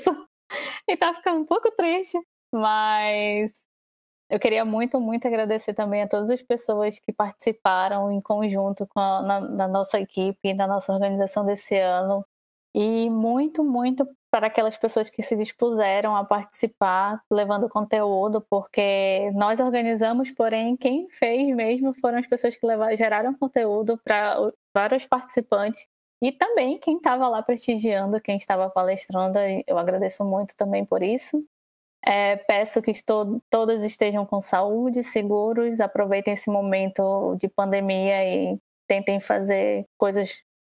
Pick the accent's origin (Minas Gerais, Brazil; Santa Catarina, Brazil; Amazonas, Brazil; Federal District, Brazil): Amazonas, Brazil; Manaus; espero também ansiosamente para a edição que vai ser em Manaus, lá na minha terrinha. Estão todos convidados a tomarem banho de rio quando eu estiver lá e ficar na minha casa.